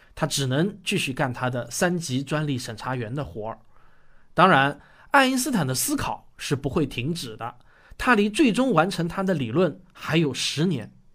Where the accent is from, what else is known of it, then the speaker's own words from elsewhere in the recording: China; 我们中国人比较出名的有陈独秀